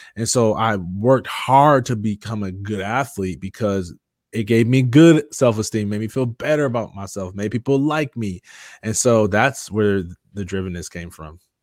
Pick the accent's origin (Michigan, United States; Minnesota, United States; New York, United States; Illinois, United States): Michigan, United States; Jackson; moved away as an adult; now in Metro Atlanta, United States; I grew up in Jackson, Michigan